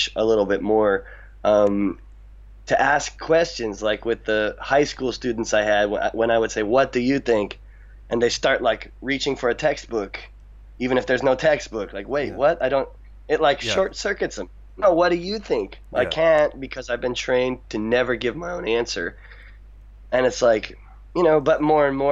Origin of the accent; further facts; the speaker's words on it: United States; moved away as an adult; now in Niigata, Japan; I'm an American